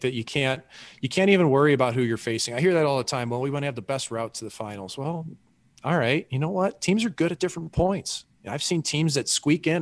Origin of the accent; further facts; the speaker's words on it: St. Louis, Missouri, United States; us Yanks like me from St. Louis